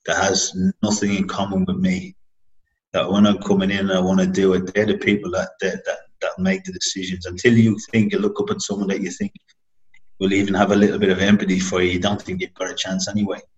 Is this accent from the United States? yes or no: no; Dublin, Leinster, Ireland; moved away as an adult; I was flying over from Dublin